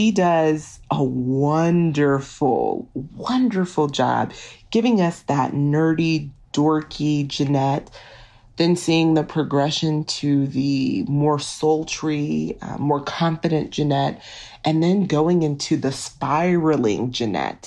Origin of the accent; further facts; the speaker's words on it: Texas, United States; I'm from Texas